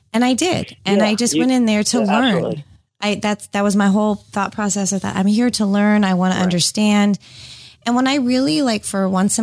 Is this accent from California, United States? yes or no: yes; California, United States; moved away; I grew up in California, so I'm a little different.